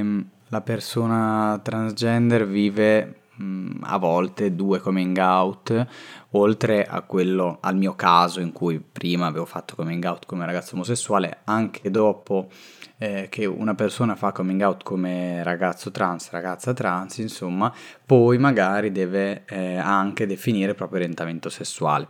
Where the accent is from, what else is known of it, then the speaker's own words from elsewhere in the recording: Rimini, Emilia-Romagna, Italy; now in Milan, Italy; io vengo da Rimini e ora vivo a Milano